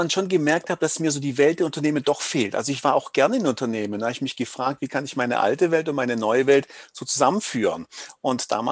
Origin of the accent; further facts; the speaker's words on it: Baden-Württemberg, Germany; accent: Swabian; Also wie man es hört, ich komme aus dem Schwäbischen.